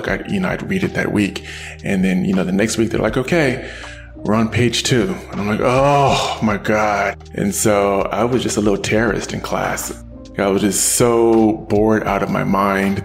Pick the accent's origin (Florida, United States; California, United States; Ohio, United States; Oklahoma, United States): California, United States; Richmond; I am a Bay Area native, but a true native. My family's been here for, goodness, about 100 years now. We've been in the Bay Area. I grew up in Richmond